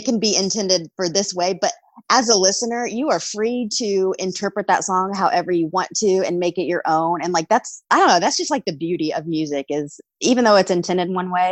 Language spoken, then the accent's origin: English; Indiana, United States; moved away as an adult; also born or lived in Los Angeles, California; I am present in my hometown in Indiana right now